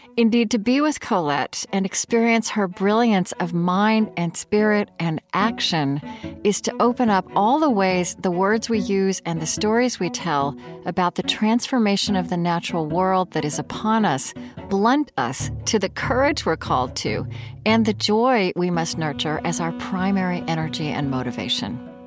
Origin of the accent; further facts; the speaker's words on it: Oklahoma, United States; I grew up in Oklahoma